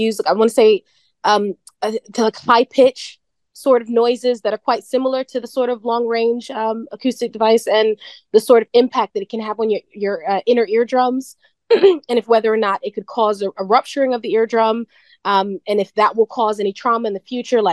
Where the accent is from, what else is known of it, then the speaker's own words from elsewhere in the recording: Florida, United States; I'm actually from Florida